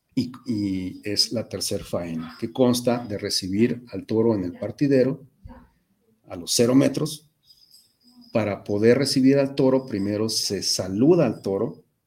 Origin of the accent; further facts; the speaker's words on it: Mexico; nosotros mismos como mexicanos